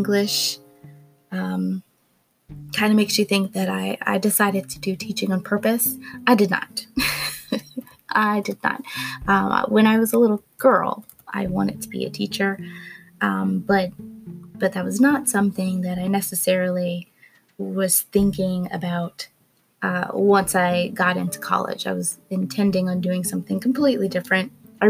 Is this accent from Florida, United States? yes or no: yes; Gainesville, Florida, United States; moved away as an adult; also born or lived in Missoula, Montana; I'm originally from Gainesville, Florida